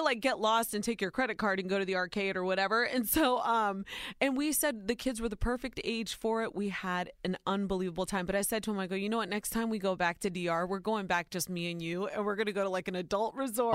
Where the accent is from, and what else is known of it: Ohio, United States; born or raised there